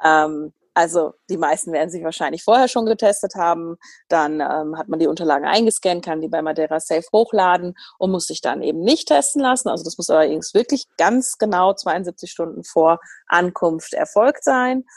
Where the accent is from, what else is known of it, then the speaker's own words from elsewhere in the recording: Germany; bei uns in Deutschland